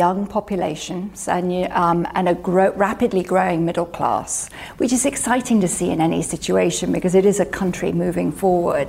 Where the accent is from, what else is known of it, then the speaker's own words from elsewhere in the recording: United Kingdom; I'm a Brit